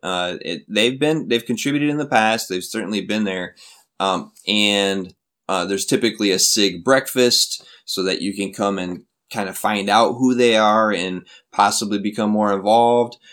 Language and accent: English; Flint, Michigan, United States; moved away as an adult; now in South Korea; my hometown, from Flint